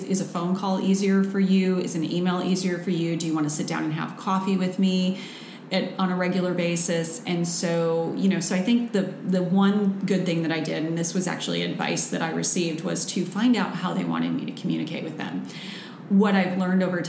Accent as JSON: {"language": "English", "region": "Midwest", "country": "United States", "said": "I'm from the Midwest, so we're naturally sarcastic people"}